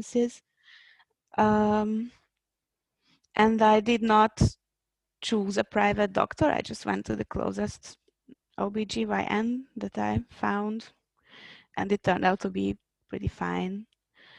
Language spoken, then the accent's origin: English; Hungary; moved away as an adult; also born or lived in Budapest; now in Prague, Czech Republic; I'm from Hungary